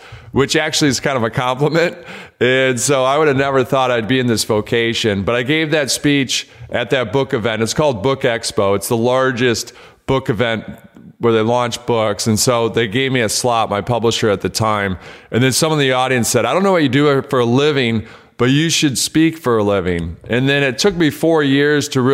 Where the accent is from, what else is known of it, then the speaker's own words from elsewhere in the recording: Detroit, Michigan, United States; I grew up in Detroit